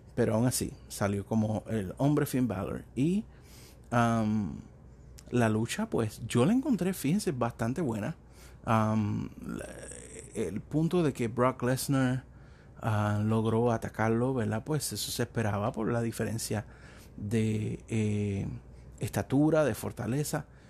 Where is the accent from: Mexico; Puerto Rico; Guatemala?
Puerto Rico; me crecí viendo la lucha libre en Puerto Rico, soy de Puerto Rico